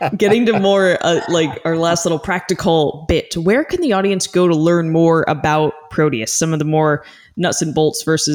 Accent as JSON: {"language": "English", "region": "Arizona", "country": "United States", "tie": "born or raised there", "said": "I grew up in Arizona right near Biosphere 2."}